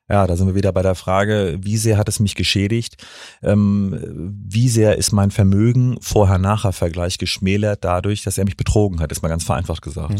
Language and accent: German; Stralsund, Mecklenburg-Vorpommern, Germany; also born or lived in Bremen / Kiel; now in Hamburg, Germany; Nee, ich bin in Stralsund geboren, habe in Bremen und Kiel studiert und jetzt seit zehn Jahren in Hamburg.